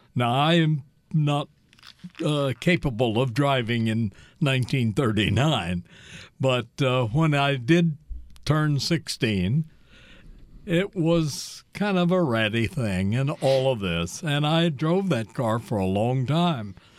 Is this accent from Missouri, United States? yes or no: yes; Kansas City, Missouri, United States; moved away as an adult; also born or lived in Iowa; I grew up in the Kansas City, Missouri area